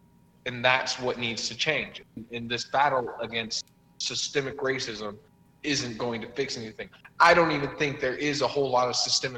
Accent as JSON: {"language": "English", "region": "New York", "country": "United States", "tie": "born or raised there", "also_born_or_lived": "Washington State", "said": "I grew up in New York, I feel like you might, but here, no, you'll never find that. But I lived in Washington State for a little bit when I was younger."}